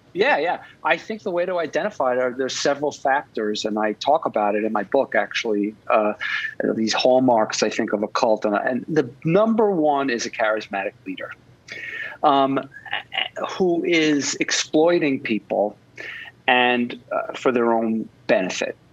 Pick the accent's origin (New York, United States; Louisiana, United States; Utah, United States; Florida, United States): New York, United States; Long Island; now in Manhattan, United States; I grew up in Long Island in a middle class uh, family